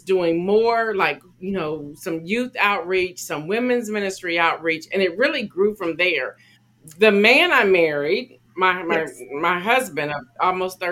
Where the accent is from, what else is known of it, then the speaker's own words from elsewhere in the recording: Columbus, Ohio, United States; moved away as an adult; also born or lived in Atlanta, Georgia; I grew up in Columbus, Ohio